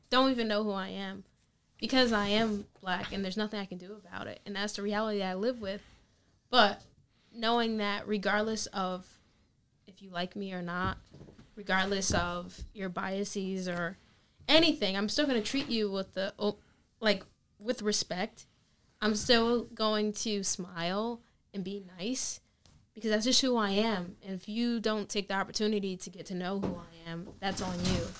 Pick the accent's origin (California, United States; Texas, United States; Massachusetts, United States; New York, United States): New York, United States; growing up in New York, like it's a totally